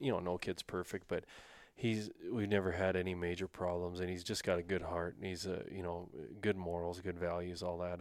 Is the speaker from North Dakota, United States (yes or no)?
yes; North Dakota, United States; I was raised in North Dakota